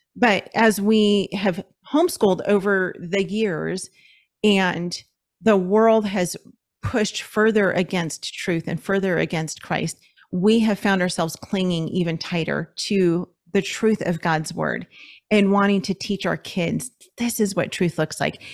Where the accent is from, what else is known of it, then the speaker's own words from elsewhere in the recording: Los Angeles, California, United States; moved away as an adult; we're from Los Angeles, so we lived in L A County